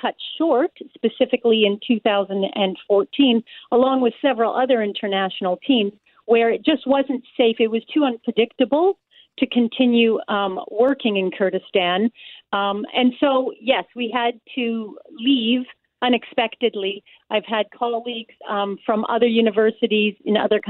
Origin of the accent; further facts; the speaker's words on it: Winnipeg, Manitoba, Canada; I'm actually a Winnipegger, native born